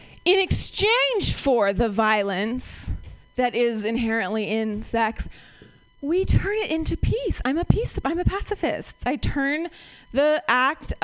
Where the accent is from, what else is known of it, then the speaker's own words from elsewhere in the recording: Ohio, United States; moved away as an adult; now in San Francisco, United States; I am from Ohio